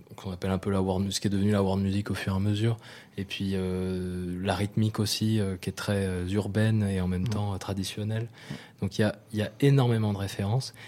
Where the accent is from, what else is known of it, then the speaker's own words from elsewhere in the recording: New Caledonia; je suis né en Nouvelle-Calédonie